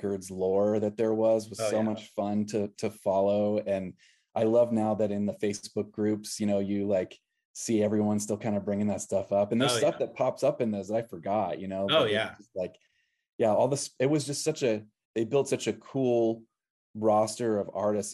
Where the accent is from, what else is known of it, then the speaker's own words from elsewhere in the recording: Northwest Florida, United States; growing up in Northwest Florida